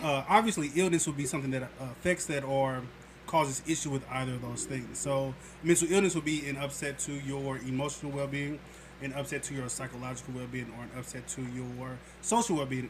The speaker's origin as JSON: {"language": "English", "town": "St. Louis", "region": "Missouri", "country": "United States", "said": "I'm from St. Louis"}